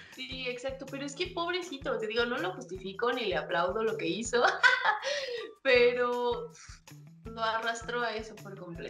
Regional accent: Mexico; como mexicanos

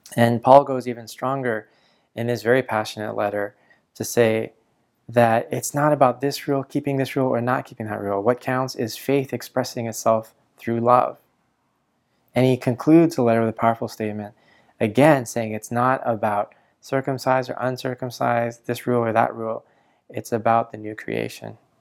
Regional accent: Canada; I was born in Canada

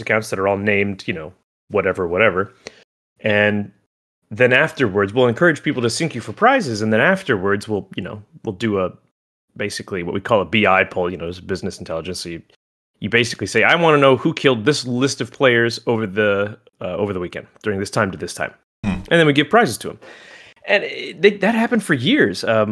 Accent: Oregon, United States; moved away; also born or lived in Los Angeles, California; I'm originally from Oregon

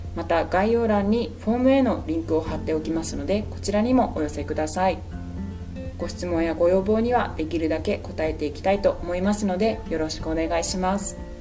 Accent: Sapporo, Hokkaido, Japan; 生まれも育ちも札幌

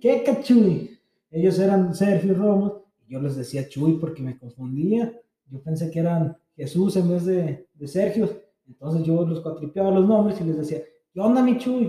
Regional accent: Encarnación de Díaz, Jalisco, Mexico; also born or lived in San Luis Potosí; Y ya cuando llegué, iban conmigo otros 13 de la Chona.

